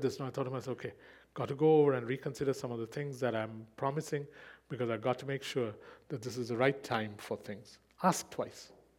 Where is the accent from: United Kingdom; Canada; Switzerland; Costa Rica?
Switzerland; he has no idea that I was born in Switzerland and that I grew up there.